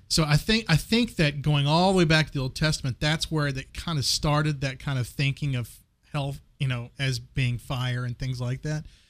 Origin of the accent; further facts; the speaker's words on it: West Texas, United States; I grew up in West Texas